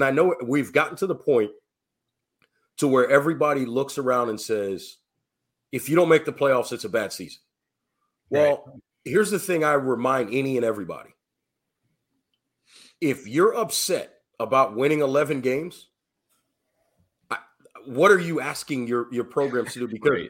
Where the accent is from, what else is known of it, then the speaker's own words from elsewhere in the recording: Memphis, Tennessee, United States; moved away; I grew up, I'm originally from Memphis.